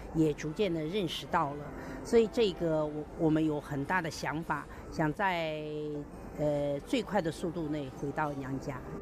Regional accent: China; moved away as an adult; now in Taiwan; 我是从大陆来，我也算是大陆的女儿，台湾的媳妇

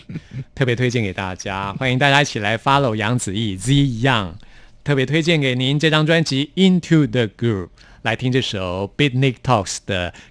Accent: Taipei, Taiwan; 所以我我是真的在台北出生长大的。

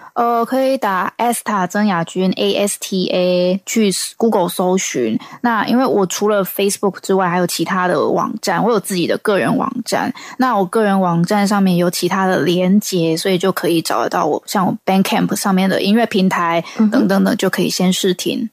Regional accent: Taiwan; 来自台湾的创作歌手

